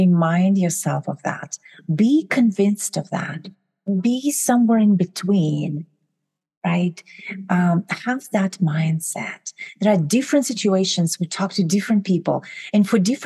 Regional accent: Kazakhstan; moved away as an adult; now in United States; I'm originally from Kazakhstan. I moved to the US about 20 years ago.

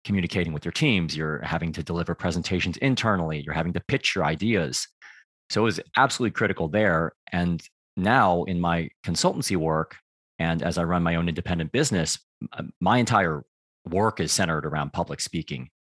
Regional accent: United States; also born or lived in Taiwan (ancestry); now in Beckenham, United Kingdom; I grew up in the United States

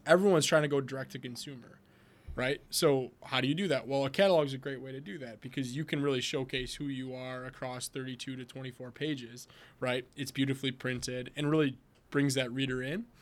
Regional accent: Wisconsin, United States; I'm from Wisconsin, so we drink a lot of beer here

